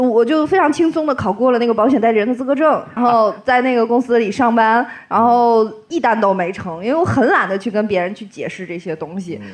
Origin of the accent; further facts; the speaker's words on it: Tianjin, China; also born or lived in Zhangjiakou, Hebei; 我们天津人都是相声 M T V